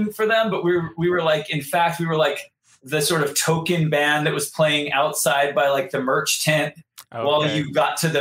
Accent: Santa Barbara, California, United States; my hometown, Santa Barbara, California.

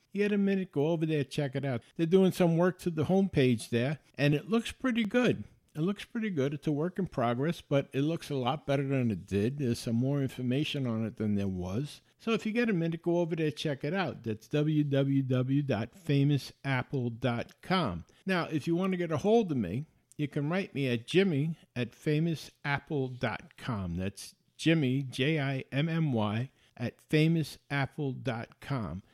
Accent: New York, United States; I was born and raised in New York

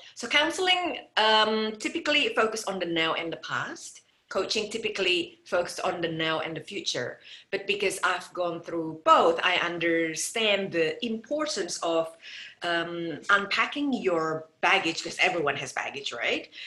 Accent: Indonesia; moved away as an adult; I came from Indonesia and I moved here um, in 1996 to marry my first husband

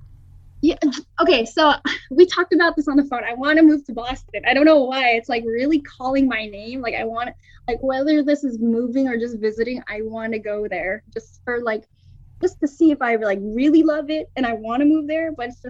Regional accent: Philippines; so I'm Filipino, and like my household, my parents spoke like Tagalog

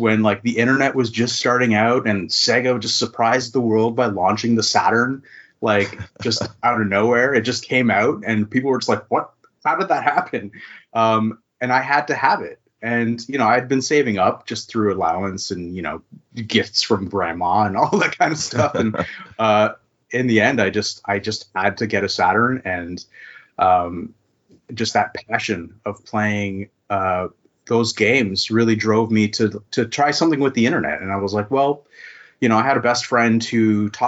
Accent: East Coast of Canada, Atlantic Canada, Canada; now in Victoria, Canada; So I'm a Canadian and I've lived in Canada my whole life. I started out on the East Coast of Canada, and now I'm living on the West Coast.

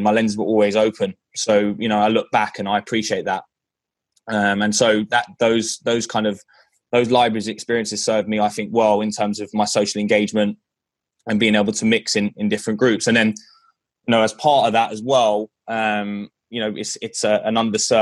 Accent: London, United Kingdom; moved away; as you can tell by my accent, from England, from London, England, actually from Northwest London.

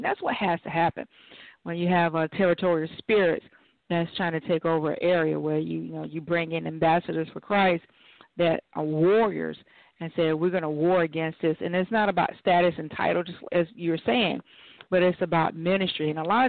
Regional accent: Miller, Georgia area, United States; Now, I'm actually from the Miller, Georgia area.

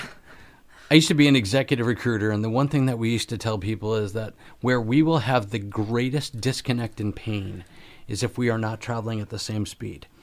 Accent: Connecticut, United States; now in Florida, United States; I'm from Connecticut

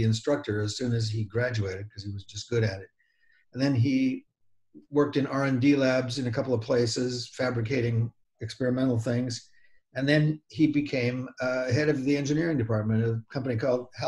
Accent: Burbank, California, United States; also born or lived in Glendale, California / Sonora, California; I grew up in Burbank

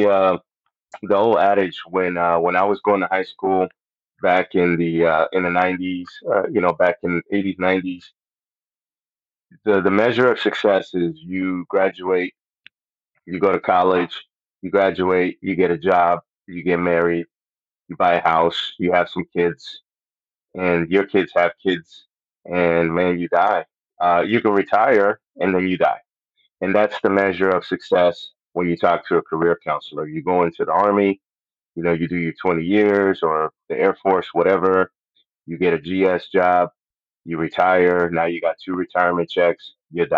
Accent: Puerto Rico; first language Spanish; English is a second language; moved away; I'm from Puerto Rico. That's where I was born and raised

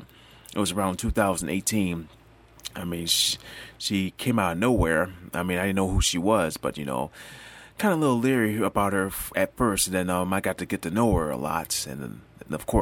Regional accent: New York, United States; I'm from New York

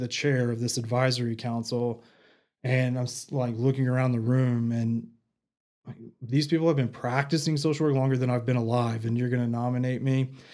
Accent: Canyon, Texas, United States; also born or lived in Abilene / Midland; now in Amarillo, United States; I grew up in Canyon, graduated from Canyon High, and then, you know, the typical Panhandle kid

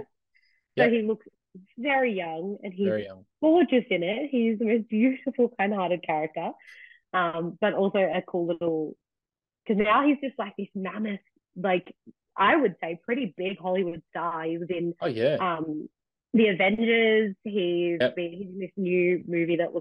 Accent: Australia; I'm the Aussie in England

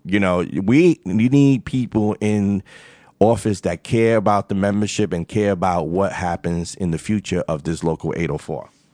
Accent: New York City, New York, United States; I'm not from Long Island. I'm not from upstate New York. I'm from Far Rockaway, Queens, and this is the way I talk.

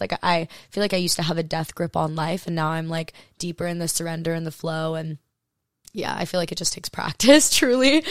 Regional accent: Hawaii, United States; also born or lived in Maui; I grew up in Hawaii.

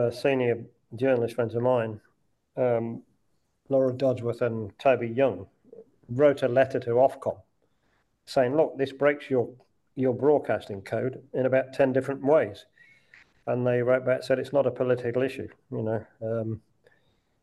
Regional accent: Midlands, United Kingdom; I'm from the Midlands

